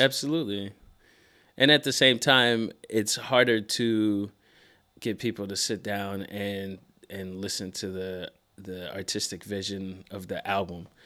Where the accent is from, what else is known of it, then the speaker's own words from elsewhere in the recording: Seattle, Washington, United States; moved away as an adult; now in New York, United States; Born and raised in Seattle. Lived there until I was about eighteen. And then I moved